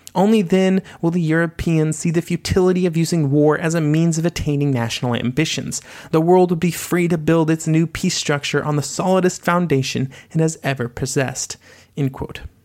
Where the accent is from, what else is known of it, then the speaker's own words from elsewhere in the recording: United States; as an American citizen